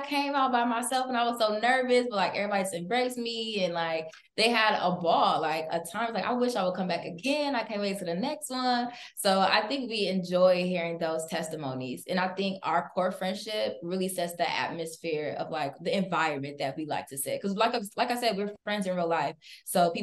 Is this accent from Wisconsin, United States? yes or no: yes; Milwaukee, Wisconsin, United States; I'm from Milwaukee, so this is my hometown